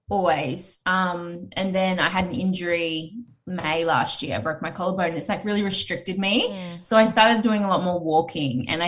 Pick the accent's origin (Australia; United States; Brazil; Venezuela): Australia; Gold Coast, Queensland; I grew up here on the Gold Coast and I was, you know, I went to All Saints Anglican School.